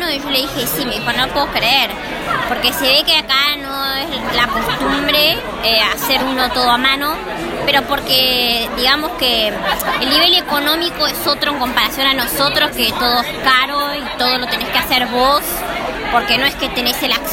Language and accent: Spanish; Argentina; decimos que somos de Argentina